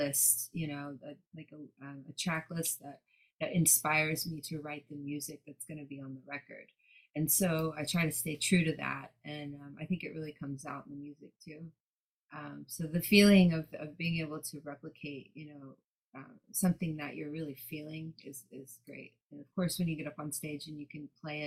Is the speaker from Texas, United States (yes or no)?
yes; Dallas, Texas, United States; now in Los Angeles, United States; I'm from the South. I live in LA now, but I'm from Dallas.